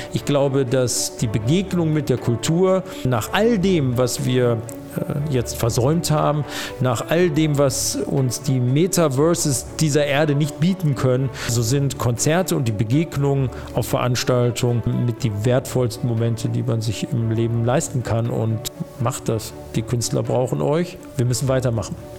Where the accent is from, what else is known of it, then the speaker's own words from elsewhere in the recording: Düsseldorf, North Rhine-Westphalia, Germany; also born or lived in Frankfurt / Moers / Oberhausen; Der Benrather Schlosspark, da bin ich groß geworden.